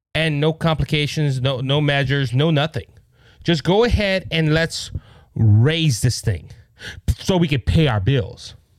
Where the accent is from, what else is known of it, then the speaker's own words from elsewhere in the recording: United States; as American citizens